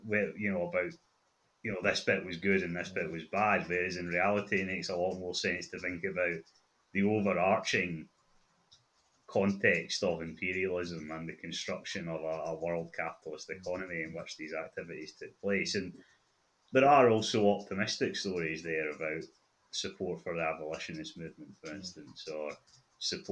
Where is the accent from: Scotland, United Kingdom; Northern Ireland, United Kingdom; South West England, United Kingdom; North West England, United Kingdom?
Scotland, United Kingdom